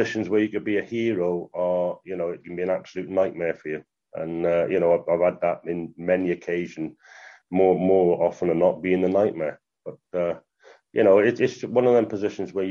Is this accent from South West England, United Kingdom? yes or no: no; the Valleys, Wales, United Kingdom; moved away as an adult; I was a boy from the Valleys, wasn't I? You know, I was 18